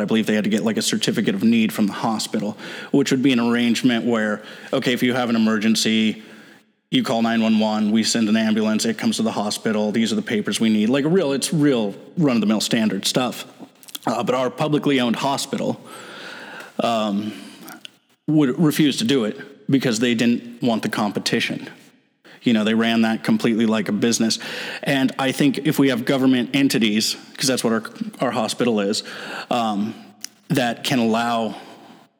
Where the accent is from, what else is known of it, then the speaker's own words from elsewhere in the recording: Soldotna, Alaska, United States; also born or lived in Seattle; I was born here in Soldotna, 1980